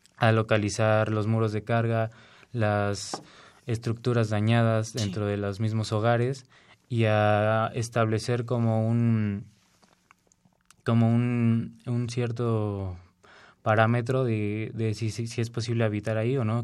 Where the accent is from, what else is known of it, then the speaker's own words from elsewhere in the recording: Mexico; nosotros como mexicanos